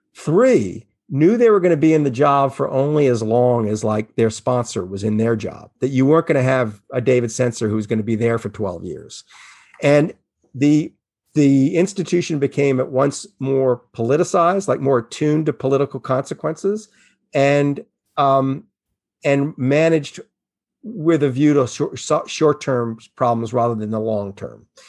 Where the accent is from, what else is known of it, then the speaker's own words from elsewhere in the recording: New Orleans, Louisiana, United States; I grew up in New Orleans and I lived through all those hurricanes where nobody evacuated